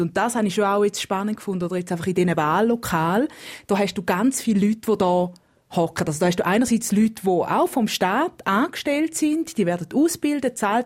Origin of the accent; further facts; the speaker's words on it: Switzerland; now in Kenya; ich als Schweizerin in Kenia